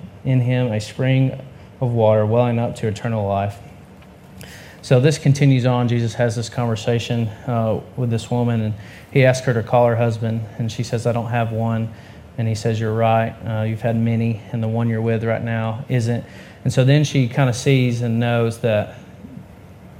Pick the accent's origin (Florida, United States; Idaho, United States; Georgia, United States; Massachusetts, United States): Georgia, United States; now in Tennessee, United States; I'm from Georgia, and she is from Virginia, and we now live here in Tennessee